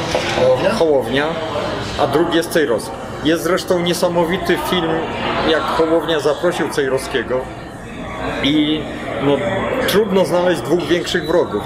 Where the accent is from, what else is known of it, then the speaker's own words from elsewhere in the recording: Poland; now in United States; ja wyjechałem z Polski